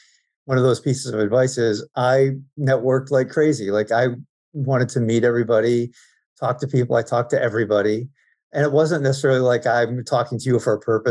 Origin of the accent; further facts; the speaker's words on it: Binghamton, New York, United States; I grew up in Binghamton, New York